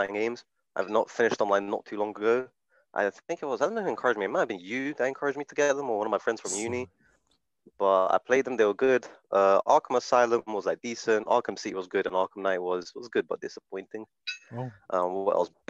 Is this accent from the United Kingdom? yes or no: no; Slovakia; now I'm from Slovakia as well